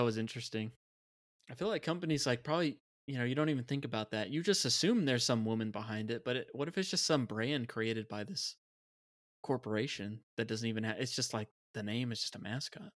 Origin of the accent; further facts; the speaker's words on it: United States; as a kid, being an American